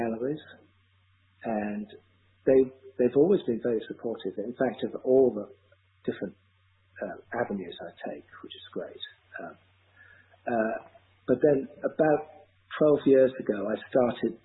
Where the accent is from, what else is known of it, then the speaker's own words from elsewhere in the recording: London, United Kingdom; moved away as an adult; also born or lived in Bath; now in Asheville, United States; growing up in London and listening to all those stories